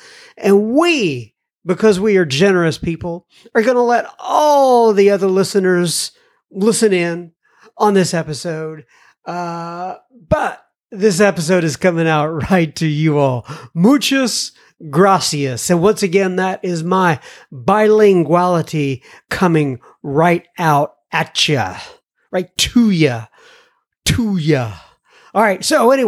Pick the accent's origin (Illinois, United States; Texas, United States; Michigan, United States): Texas, United States; Dallas; You know, I grew up in Oak Cliff.